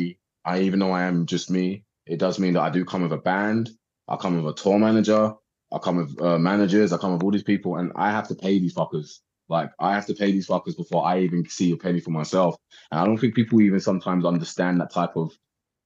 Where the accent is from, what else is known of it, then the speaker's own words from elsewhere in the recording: United Kingdom; accent: English; I'm from Britain